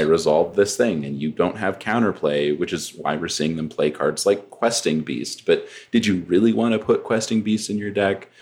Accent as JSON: {"language": "English", "region": "New Mexico", "country": "United States", "said": "I'm from New Mexico, so it's very hot here"}